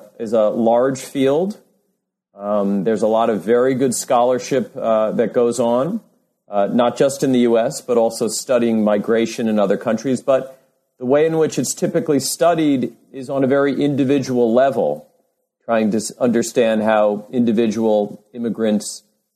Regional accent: New York City, New York, United States; moved away as an adult; I grew up in New York City

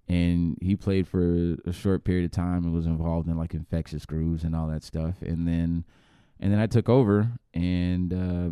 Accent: United States; I'm American

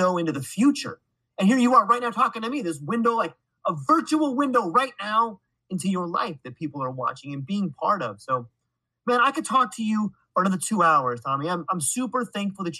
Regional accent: California, United States; now in Hawaii, United States; I was born and raised in California

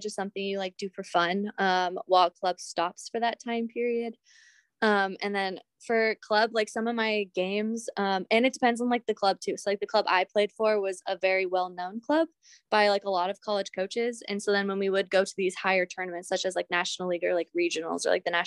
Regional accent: Southern California, United States; moved away as an adult; also born or lived in Montana; I'm from Southern California

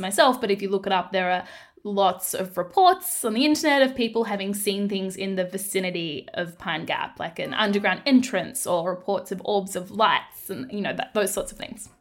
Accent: Darwin, Northern Territory, Australia; I grew up in the Northern Territory in Darwin

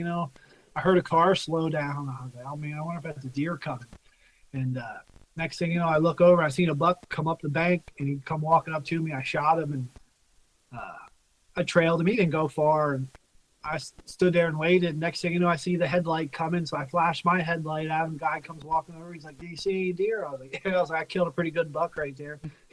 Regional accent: Pennsylvania, United States; now in Breinigsville, United States; I grew up southern PA near the Maryland line

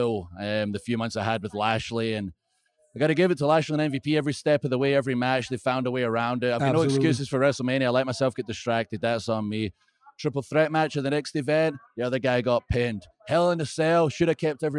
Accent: Scotland, United Kingdom; I'm from Scotland.

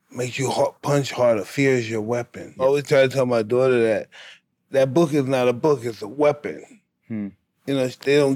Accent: Canada; grew up in Canada.

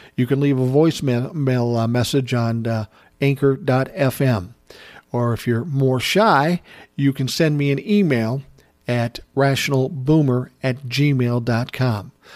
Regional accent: United States; as an American in this country

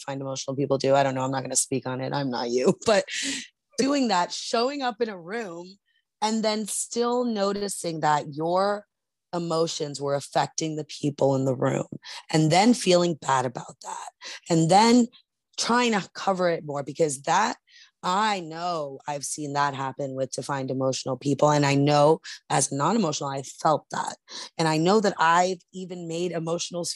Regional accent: New York, United States; I'm from New York

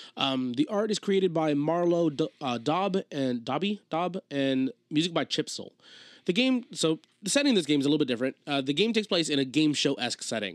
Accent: New Jersey, United States; we're from New Jersey

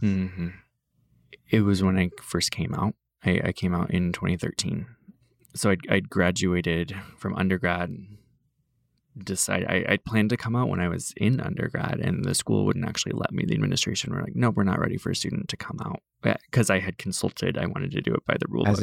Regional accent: Iowa, United States; moved away; the farm towns that I grew up in in Iowa

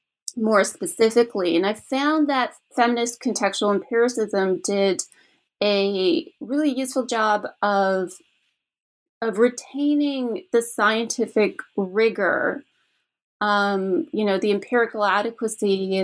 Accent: Canada; because I'm originally from Canada.

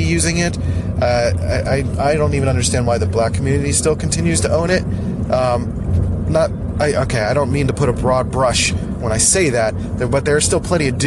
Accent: Philadelphia, Pennsylvania, United States; accent: Philly; moved away; I grew up in Northeast Philly, where the accent is, like, super strong and annoying

